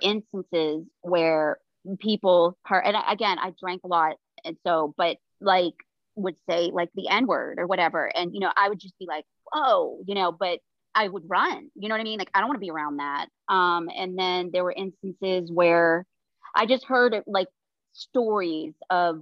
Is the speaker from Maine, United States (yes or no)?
yes; Maine, United States; moved away as an adult; also born or lived in South Carolina / Toronto / Ohio; I came from Maine, the state of Maine